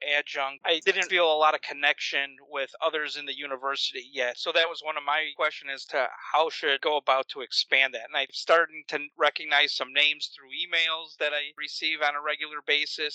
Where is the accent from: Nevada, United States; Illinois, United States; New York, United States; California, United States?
Illinois, United States; Chicago; moved away as an adult; now in Florida, United States; I'm originally from Chicago, transitioning to Florida